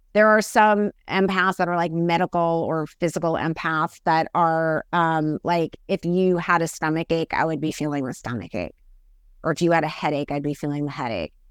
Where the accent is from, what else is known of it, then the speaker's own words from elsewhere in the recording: New York, United States; I'm from New York